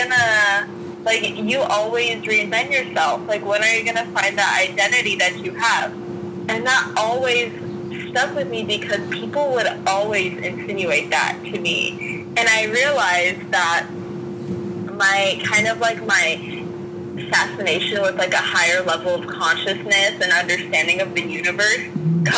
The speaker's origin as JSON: {"language": "English", "town": "Worcester", "region": "Massachusetts", "country": "United States", "moved": "yes", "lives_now": "California, United States", "said": "I'm originally from Worcester, Massachusetts"}